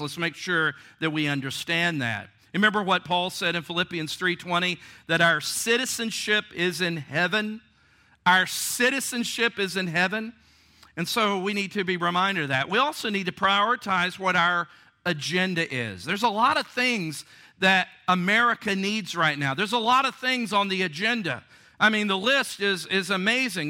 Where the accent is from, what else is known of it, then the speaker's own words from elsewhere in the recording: Virginia, United States; Virginia, my home state